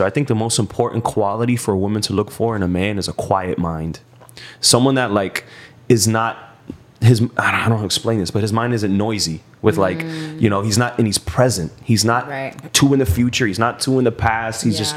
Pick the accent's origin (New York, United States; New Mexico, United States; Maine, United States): New York, United States; Puerto Rican. I'm from New York.